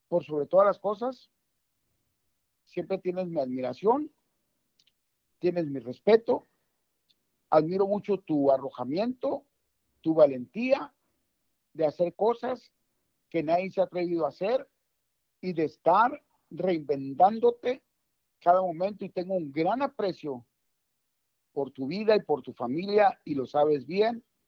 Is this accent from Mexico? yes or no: yes; Mexico; voy a hablar mexicano porque soy mexicano.